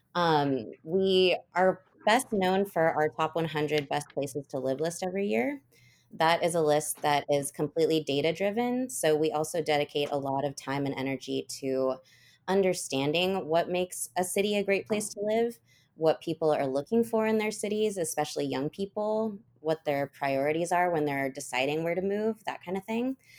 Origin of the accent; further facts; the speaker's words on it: Oregon, United States; now in Nashville, United States; I live in Nashville now. I was born and raised on the West Coast in a small town in Oregon.